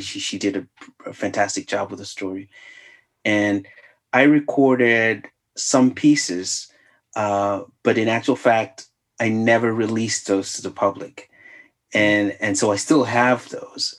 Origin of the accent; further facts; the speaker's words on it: Zambia; now in United States; I'm from Zambia.